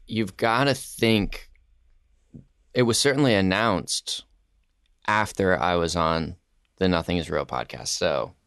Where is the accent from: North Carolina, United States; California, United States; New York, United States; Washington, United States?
North Carolina, United States; Winston-Salem; growing up here, um, and growing up in North Carolina